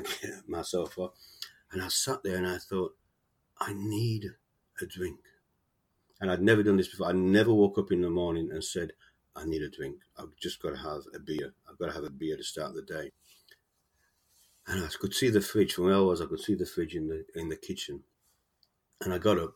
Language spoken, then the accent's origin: English; Sheffield, Yorkshire and the Humber, United Kingdom; moved away as an adult; now in Australia; I was born in Sheffield in the UK, South Yorkshire, and I moved to Australia in the mid-70s